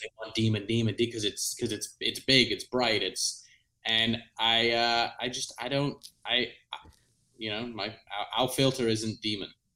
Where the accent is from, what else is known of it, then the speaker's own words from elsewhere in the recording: South East England, United Kingdom; moved away; where I grew up in England.